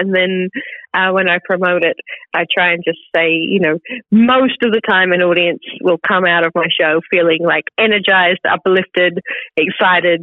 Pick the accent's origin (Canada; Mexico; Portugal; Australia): Australia; Western Australia; accent: Australian; now in London, United Kingdom; I can't do an R sound in the middle of the word because I'm from Western Australia.